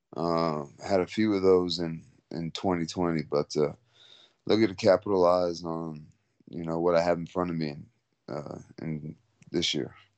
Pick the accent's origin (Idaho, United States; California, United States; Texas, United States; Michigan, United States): Texas, United States; San Antonio; also born or lived in Philippines; I'm from San Antonio, Texas